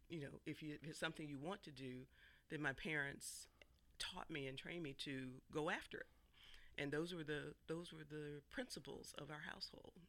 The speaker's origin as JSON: {"language": "English", "town": "Atlanta", "region": "Georgia", "country": "United States", "tie": "born or raised there", "said": "growing up in Atlanta"}